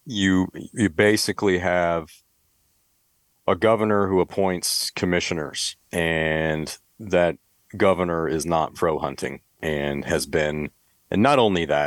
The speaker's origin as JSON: {"language": "English", "region": "Michigan", "country": "United States", "tie": "born or raised there", "moved": "yes", "lives_now": "California, United States", "said": "I grew up in Michigan, grew up hunting, kind of thought everybody hunted at one point in my life. And then I left Michigan"}